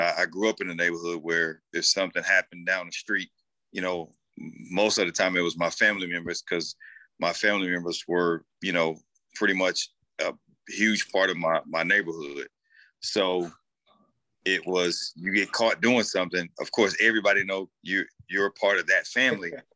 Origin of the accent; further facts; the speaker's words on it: St. Louis, Missouri, United States; being raised and born and raised in St. Louis